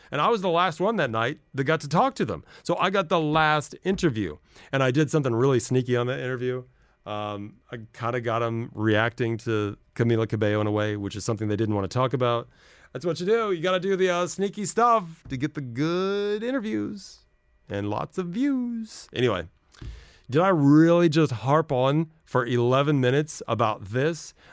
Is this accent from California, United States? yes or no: yes; Los Angeles, California, United States; moved away as an adult; now in United Arab Emirates; my hometown, which I'm very jealous about. Los Angeles